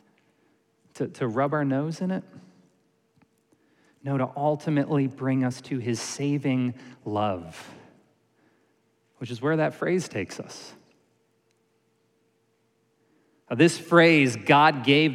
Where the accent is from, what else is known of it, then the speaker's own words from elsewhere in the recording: Syracuse, New York, United States; I grew up in Syracuse, New York